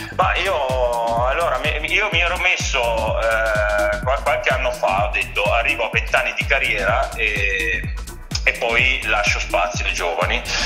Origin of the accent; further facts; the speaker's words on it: Verona, Veneto, Italy; sono da Verona